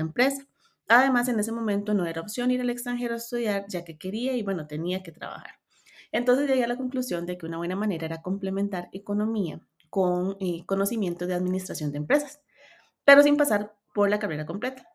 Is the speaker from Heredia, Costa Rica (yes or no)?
no; Cartago, Costa Rica; Soy de Cartago, Costa Rica. Vivo en una zona hermosa de montaña y paisajes